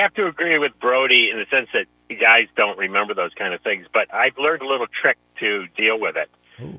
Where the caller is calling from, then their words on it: St. Pete Beach, Florida, United States; St. Pete Beach.